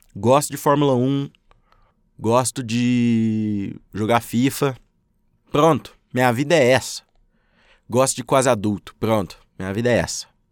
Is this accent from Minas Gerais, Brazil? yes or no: yes; Minas Gerais, Brazil; also born or lived in Uberlândia, Minas Gerais; Moro em Uberlândia, Minas Gerais. Sou mineiro